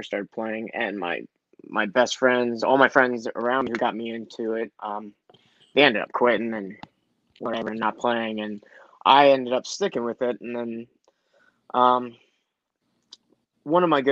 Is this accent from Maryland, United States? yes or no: yes; Baltimore County, Maryland, United States; I'm from Baltimore. My parents are from Korea. I'm not from Baltimore City. I'm actually like 20 minutes east of Baltimore, so I live in the county